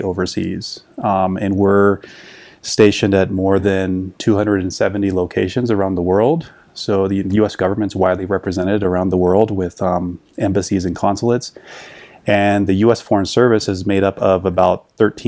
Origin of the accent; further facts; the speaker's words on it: Yuma, Arizona, United States; moved away as an adult; also born or lived in Colombia; I'm from Yuma, Arizona, and I grew up crossing the border to see family all the time.